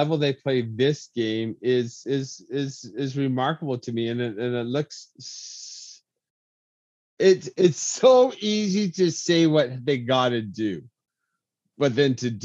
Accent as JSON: {"language": "English", "town": "Lethbridge", "region": "Alberta", "country": "Canada", "tie": "born or raised there", "said": "my hometown"}